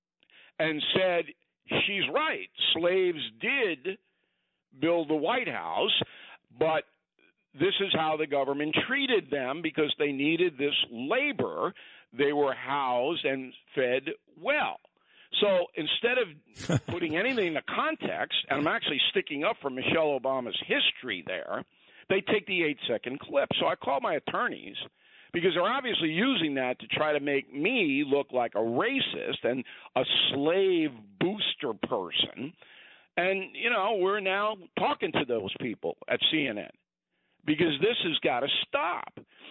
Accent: Westbury, New York, United States; I was raised in Westbury, part of Levittown

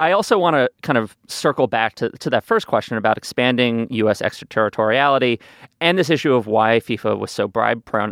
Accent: New York, United States; I did have a neighbor growing up on the Upper West Side in New York

